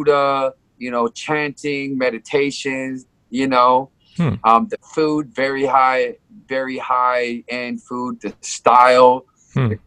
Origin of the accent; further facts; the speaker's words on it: Samoa; also born or lived in California / Hawaii; now in Japan; I was born in California. I grew up in Samoa